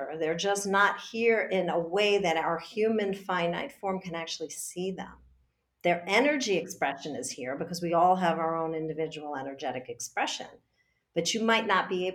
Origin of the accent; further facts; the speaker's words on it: New York, United States; I'm a New Yorker